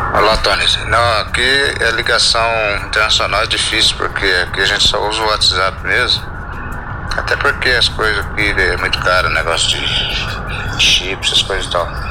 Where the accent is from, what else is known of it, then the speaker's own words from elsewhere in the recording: São José dos Campos, São Paulo, Brazil; Eu sou de São José dos Campos mesmo, moro no bairro Paraíso do Sol, Zona Leste